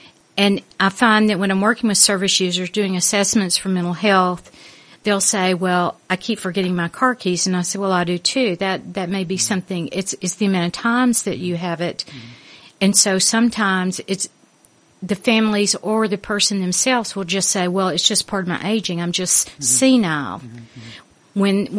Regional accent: Arkansas, United States; moved away as an adult; also born or lived in London; now in United Kingdom; I'm from the South, in the United States. Yeah. I'm from Arkansas.

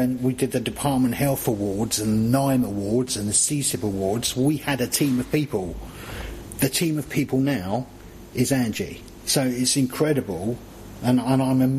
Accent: London, United Kingdom; accent: southern; moved away as an adult; also born or lived in Crook, North East England; London. It's my hometown

